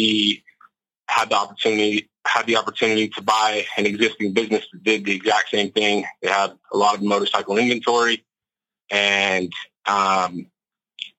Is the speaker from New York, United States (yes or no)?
no; West Jordan, Utah, United States; I'm from Salt Lake City, Utah, more specifically a town on kind of the outskirts of Salt Lake called West Jordan. Born and raised there